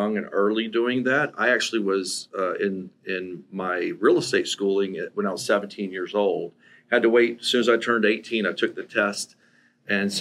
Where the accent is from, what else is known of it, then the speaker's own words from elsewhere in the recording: Gainesville, Florida, United States; ended up getting married and coming to Gainesville after my dad served 8 years